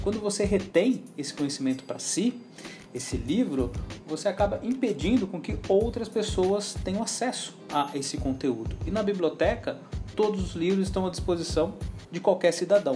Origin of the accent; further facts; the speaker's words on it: Cruzeiro, São Paulo, Brazil; moved away; also born or lived in Araraquara / Santo André; Quando eu era criança, ah, em Cruzeiro, eu era associado à biblioteca municipal